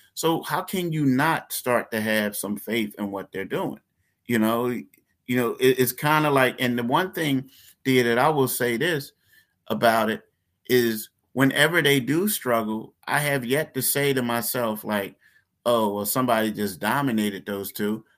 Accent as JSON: {"language": "English", "town": "Philadelphia", "region": "Pennsylvania", "country": "United States", "tie": "born or raised there", "said": "I'm from Philly. Philly ain't the toughest place in the world. Like, I grew up in Frankfurt all the whole time"}